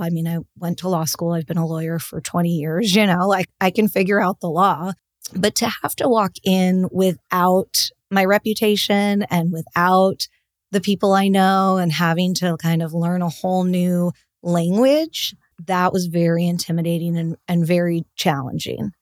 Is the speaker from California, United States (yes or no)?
yes; Los Angeles, California, United States; also born or lived in Boston; I grew up in Los Angeles